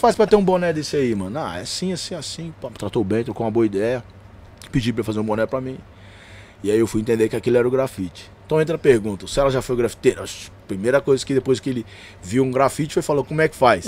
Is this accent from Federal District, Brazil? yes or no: no; Belo Horizonte, Minas Gerais, Brazil; also born or lived in Diadema; eu sou de Belo Horizonte